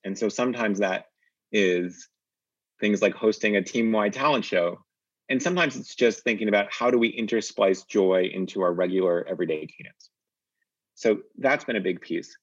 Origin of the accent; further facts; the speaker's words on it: Northeast, United States; I grew up in the Northeast